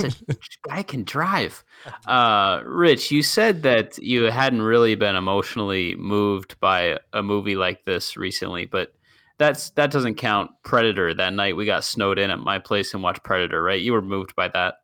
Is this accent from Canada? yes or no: yes; Canada; I am Canadian